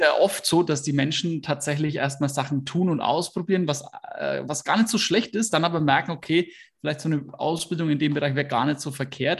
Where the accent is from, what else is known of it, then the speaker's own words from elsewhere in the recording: Hersbruck, Bavaria, Germany; Ich komme aus Hersbruck. Das ist ähm, im Speckgürtel von Nürnberg